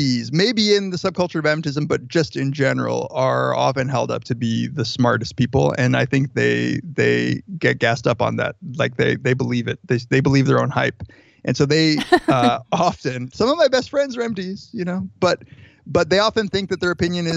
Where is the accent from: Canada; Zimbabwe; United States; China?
United States; Riverside, California; I grew up in Southern California, in Riverside